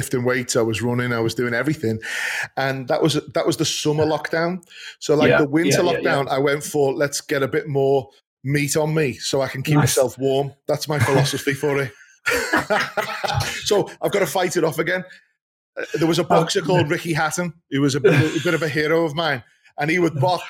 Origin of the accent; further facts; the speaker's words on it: Liverpool, North West England, United Kingdom; I'm from a northern city